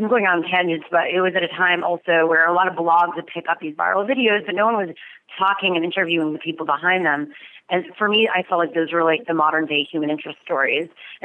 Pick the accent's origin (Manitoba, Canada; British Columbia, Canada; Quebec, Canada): Quebec, Canada; Montreal; now in Los Angeles, United States; I'm from Montreal.